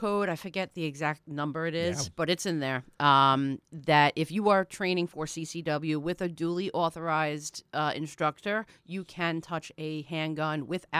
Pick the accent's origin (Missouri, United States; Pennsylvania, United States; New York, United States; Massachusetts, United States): New York, United States; We grew up on Long Island where we can't shoot in our backyards.